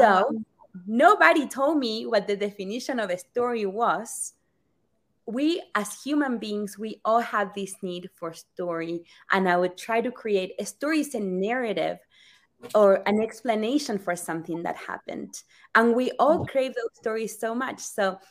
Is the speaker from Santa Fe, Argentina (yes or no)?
yes; Rosario, Santa Fe, Argentina; moved away; I am from Rosario, Argentina